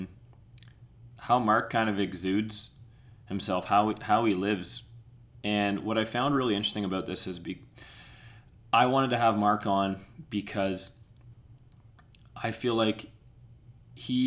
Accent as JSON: {"language": "English", "town": "Peterborough", "region": "Ontario", "country": "Canada", "tie": "born or raised there", "said": "we grew up in, for the most part, we grew up in Peterborough, Ontario"}